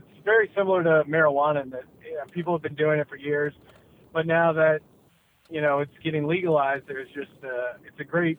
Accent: Bethlehem, Pennsylvania, United States; moved away as an adult; now in Los Angeles, United States; Yeah, I mean, I'm originally from Bethlehem, Pennsylvania. Moved around a little bit as a kid, but mostly out of Pennsylvania. My dad was in the military. And, lived there, Pennsylvania, until I was about 20, and then moved out to LA to do comedy and TV writing and stuff.

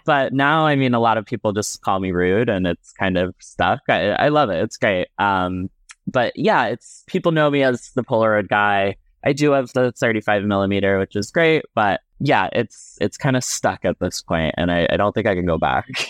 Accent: Cape Cod, Massachusetts, United States; now in Brooklyn, New York City, United States; growing up on Cape Cod, um, growing up as a gay little boy

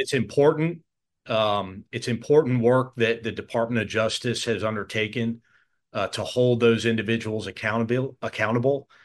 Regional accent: United States; I'm an American

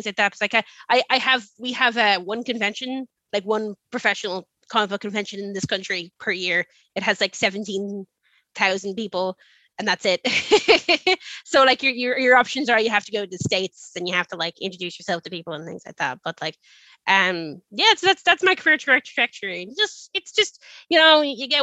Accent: Dublin, Leinster, Ireland; accent: upper class Dublin, with an American twang; I have like a kind of a, I want to say like a, like an upper class Dublin accent

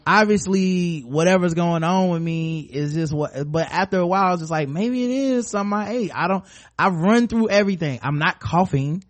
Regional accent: North Carolina, United States; We're from North Carolina.

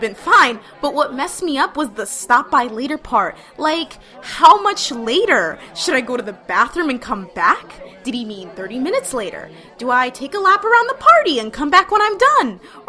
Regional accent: California, United States; A family friend I grew up with in California met her husband on Shaadi.

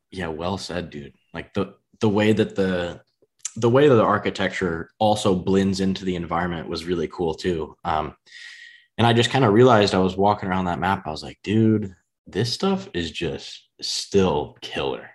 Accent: United States; accent: US country; if there's a U S version, I feel like my accent would be in that, in the country range.

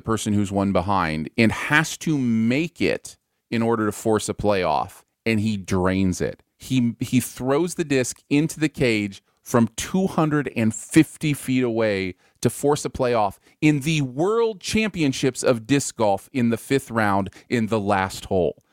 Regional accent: Michigan, United States; now in Missouri, United States; I grew up in Michigan

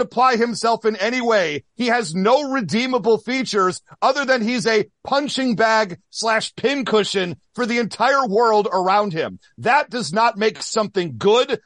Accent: Midwest, United States; growing up in the Midwest

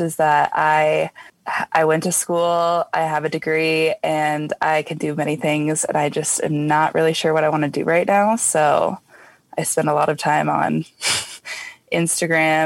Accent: Denver, Colorado, United States; I am from Denver, Colorado, like a suburb outside of Denver.

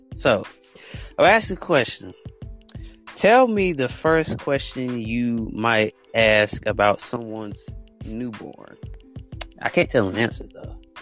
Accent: United States; I'm American

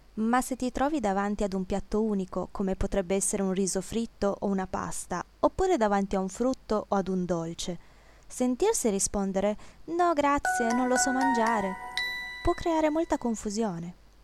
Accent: Piedmont, Italy; moved away; also born or lived in Thailand; Dalle mie parti, in Piemonte

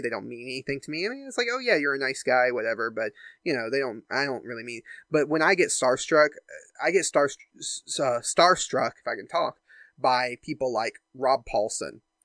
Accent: United States; I grew up in the United States

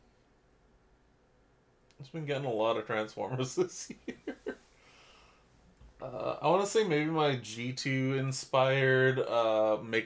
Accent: Canada; We're from Canada.

